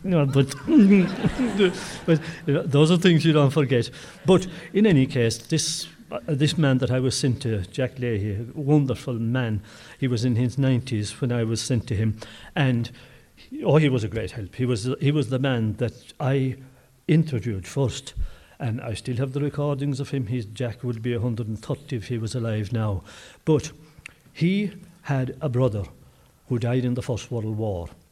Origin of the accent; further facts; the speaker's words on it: Brosna, Munster, Ireland; I come from Brosna